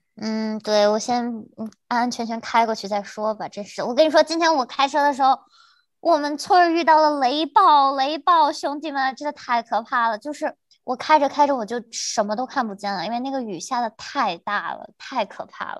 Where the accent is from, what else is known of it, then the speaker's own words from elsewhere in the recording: China; moved away as an adult; now in Winston-Salem, United States; 如果我留在国内的话